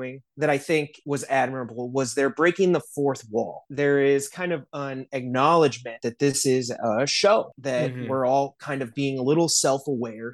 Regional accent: South Bend, Indiana, United States; now in Los Angeles, United States; I'm in LA, but I'm from South Bend.

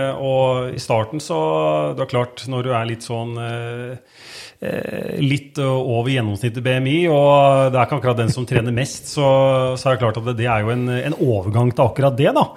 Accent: Skien, Telemark, Norway; jeg er født og oppvokst i Skien. Er opprinnelig eh, Kleiva-gutt

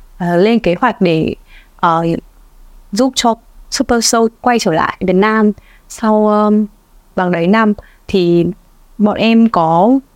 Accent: Vietnam; quê nhà của mình

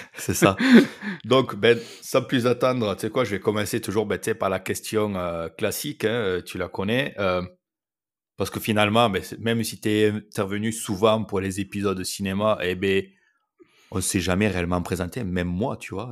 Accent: France; je parle en tant que Français

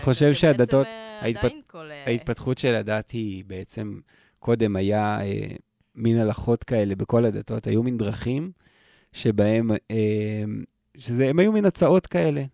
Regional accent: Israel; אני הייתי קיבוצניק

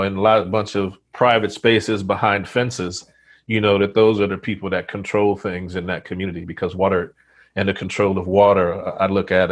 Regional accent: United States; as an American

